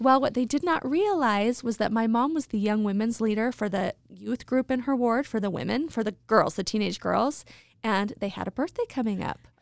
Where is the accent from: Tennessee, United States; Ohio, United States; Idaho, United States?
Idaho, United States; Idaho Falls; I grew up in Idaho Falls.